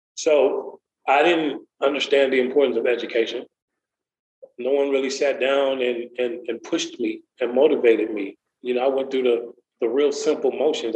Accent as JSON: {"language": "English", "town": "Waukegan", "region": "Illinois", "country": "United States", "tie": "born or raised there", "moved": "yes", "lives_now": "Lexington, United States", "said": "I grew up in Waukegan, Illinois, not too far from Chicago"}